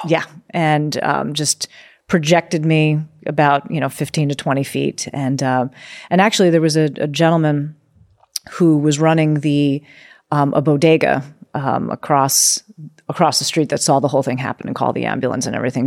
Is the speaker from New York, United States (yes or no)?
yes; New York City, New York, United States; moved away as an adult; also born or lived in Oregon; I grew up on the East Coast in New York City where it's go, go, go, go, go